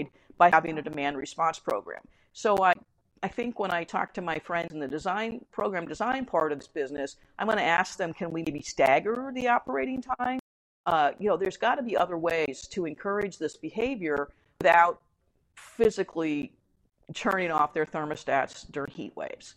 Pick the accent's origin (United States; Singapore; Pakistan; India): United States; as an American